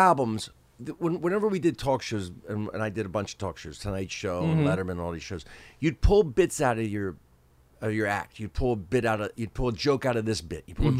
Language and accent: English; New Jersey, United States; New Jersey. Yeah.